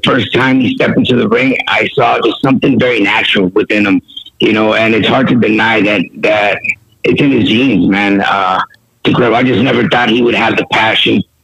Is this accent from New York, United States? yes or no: no; San Diego, California, United States; represent my city, you know, went to kindergarten, elementary, junior, and high school.